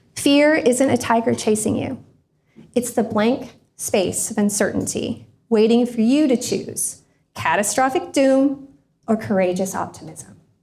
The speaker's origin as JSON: {"language": "English", "region": "Indiana", "country": "United States", "also_born_or_lived": "Florida", "said": "I was moving from Florida to Indiana, back to Indiana. I'd been living down there"}